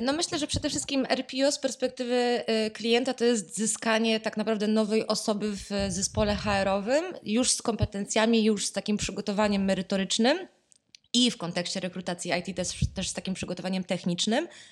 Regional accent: Poznań, Greater Poland, Poland; jestem z Poznania

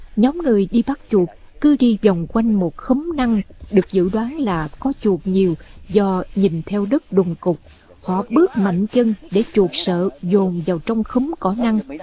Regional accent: Mekong Delta, Vietnam; moved away; các món ở quê tôi thường chế biến từ chuột

